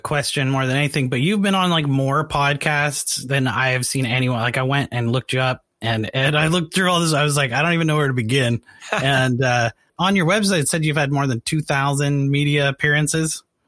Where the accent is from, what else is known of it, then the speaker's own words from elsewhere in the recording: Canada; now in United States; I'm from Canada